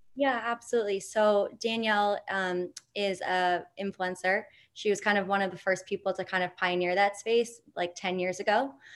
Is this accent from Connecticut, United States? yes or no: no; New York City, New York, United States; I grew up in New York City